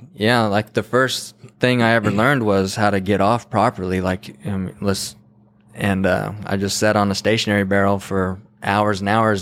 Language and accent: English; Santa Fe, New Mexico, United States; now in Texas, United States; I was born in Santa Fe in 1988.